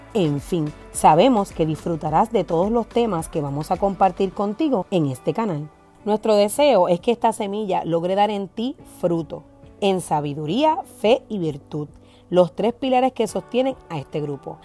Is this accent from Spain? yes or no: no; Puerto Rico